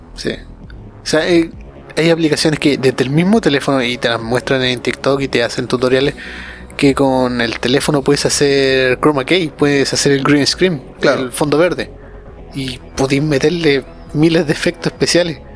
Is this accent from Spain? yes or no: no; Chile; yo soy chileno